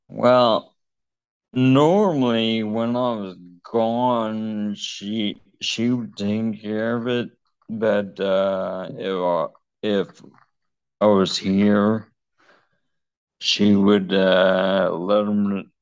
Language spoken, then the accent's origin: English; Tallahassee, Florida, United States; moved away; I'm from Tallahassee, Florida, so up north